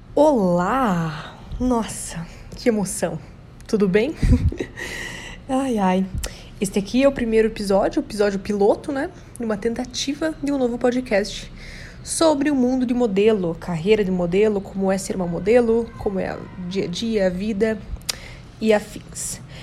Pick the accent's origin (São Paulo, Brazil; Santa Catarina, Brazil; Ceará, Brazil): Santa Catarina, Brazil; São Bento do Sul; also born or lived in Curitiba, Paraná; eu nasci em Curitiba, mas eu só fui lá, me pariram e eu nasci e voltei para São Bento do Sul, entendeu? Então eu sou catarinense